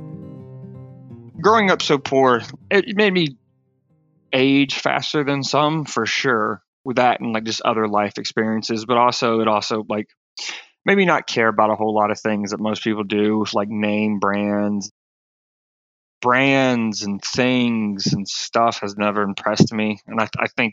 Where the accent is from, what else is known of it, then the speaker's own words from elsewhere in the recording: Aiken, South Carolina, United States; I grew up in the Southeast U.S., Aiken, South Carolina